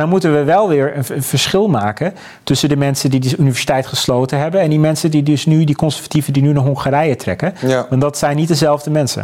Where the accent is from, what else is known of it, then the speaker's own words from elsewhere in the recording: Abcoude, Utrecht, Netherlands; in Apkoude waar ik vandaan kom